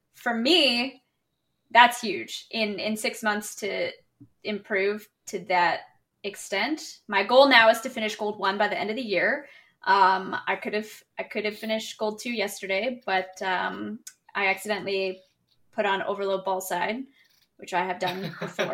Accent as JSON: {"language": "English", "country": "Canada", "said": "I'm from Canada"}